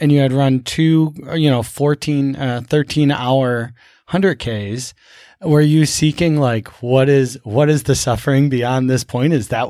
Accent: Buffalo, New York, United States; I grew up in Buffalo, uh-huh. you know. It's not exactly concrete jungle, but it's pretty close

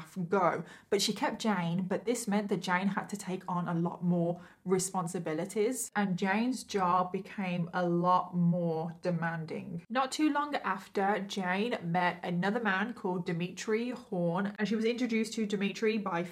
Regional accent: Midlands, United Kingdom; accent: northern; I'm from the Midlands, but I'm classed as northern, I think

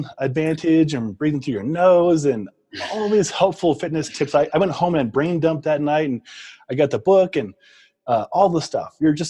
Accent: Omaha, Nebraska, United States; now in Colorado, United States; So we're both Midwest folk. I grew up in Nebraska, Omaha

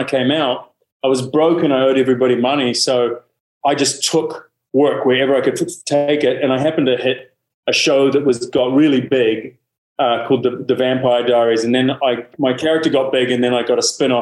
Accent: New Zealand; I'm a Kiwi

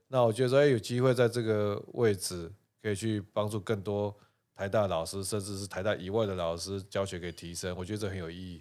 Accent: Taipei, Taiwan; 那我从小在教授宿舍长大

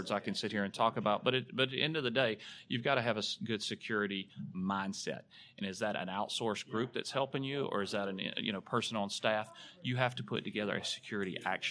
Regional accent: Alabama, United States; I am from Alabama. My accent give it away.

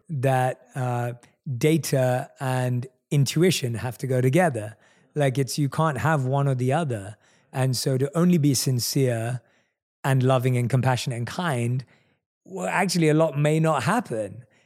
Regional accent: London, United Kingdom; one of few Indian people in my entire area that I grew up with in London

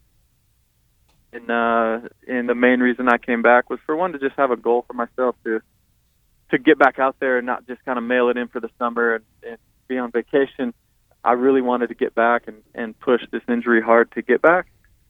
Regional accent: Fort Dodge, Iowa, United States; now in Charlotte, United States; Growing up in Fort Dodge

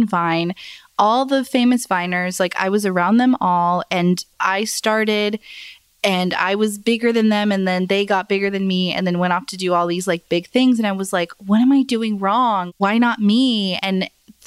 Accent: Phoenix, Arizona, United States; moved away; But Arizona is my hometown, Phoenix, Arizona.

